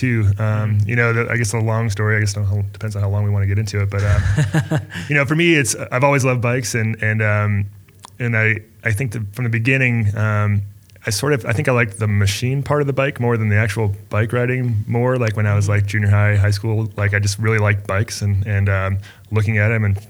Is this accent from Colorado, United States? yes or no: yes; Littleton, Colorado, United States; also born or lived in Boulder, Colorado; I'm actually from Littleton. So I'm like basically 15 minutes from here is where I grew up